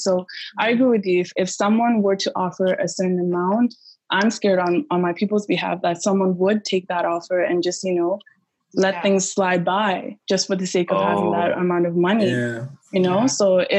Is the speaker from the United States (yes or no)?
no; DR Congo; I'm from Congo.